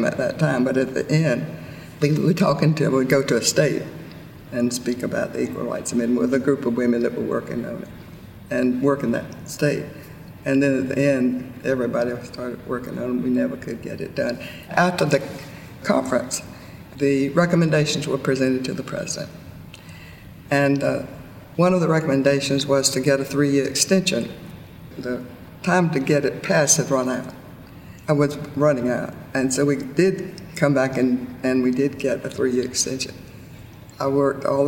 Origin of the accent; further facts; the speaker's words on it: Plains, Georgia, United States; growing up in Plains is that we had a population of about 600 people